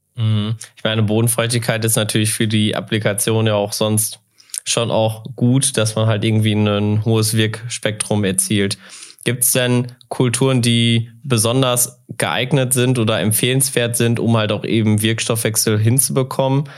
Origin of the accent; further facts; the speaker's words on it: North Rhine-Westphalia, Germany; now in North Hesse, Germany; Ich bin nämlich auch ein Westfale, auch wenn ich jetzt in Nordhesse wohne